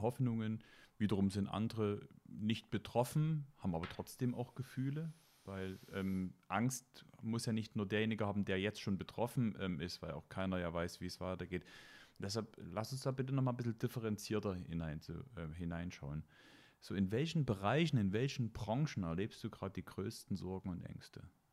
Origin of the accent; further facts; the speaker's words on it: Meissen, Saxony, Germany; Ich habe ja meine Kindheit in Meißen verbracht.